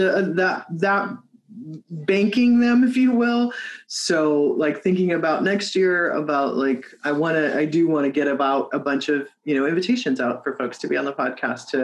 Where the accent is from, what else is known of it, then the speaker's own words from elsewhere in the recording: Midwest, United States; now in West Coast, United States; I'm from the Midwest, right? Though like have lived on the, you know, West Coast for a long time